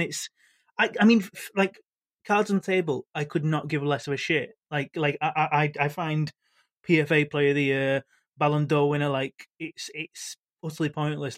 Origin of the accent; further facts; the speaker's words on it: Manchester, North West England, United Kingdom; I'm from Manchester